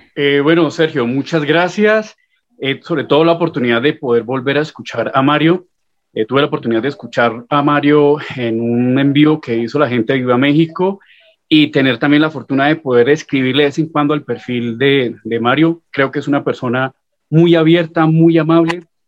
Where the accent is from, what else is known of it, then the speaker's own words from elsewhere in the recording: Colombia; soy de Colombia